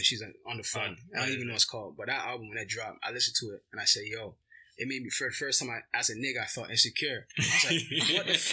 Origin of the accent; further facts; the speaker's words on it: Toronto, Ontario, Canada; We're just some young kids from Toronto with Afro-Caribbean backgrounds.